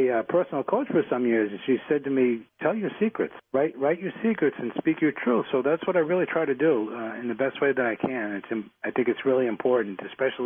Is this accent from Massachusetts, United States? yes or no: yes; Boston, Massachusetts, United States; I grew up in Dorchester in Boston.